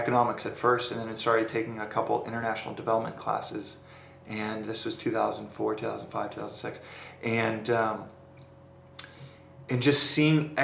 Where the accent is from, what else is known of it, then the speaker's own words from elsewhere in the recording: Dallas, Texas, United States; moved away as an adult; also born or lived in Austin; now in San Francisco, United States; I grew up in Dallas in Austin, yeah. So grew up in Dallas, and then was in Austin building out Tilt